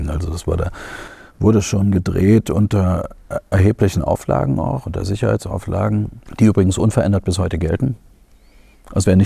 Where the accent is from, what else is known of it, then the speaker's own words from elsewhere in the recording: Germany; ich komme aus der DDR. Hallo, äh, ich, ich bin so groß geworden in so einer äh, Diktatur, sage ich jetzt mal.